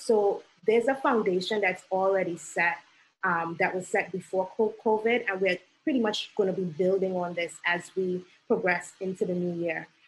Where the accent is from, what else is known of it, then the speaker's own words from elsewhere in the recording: Trinidad & Tobago; now in New York City, United States; did not um, grow up in this country, because I'm originally from Trinidad and Tobago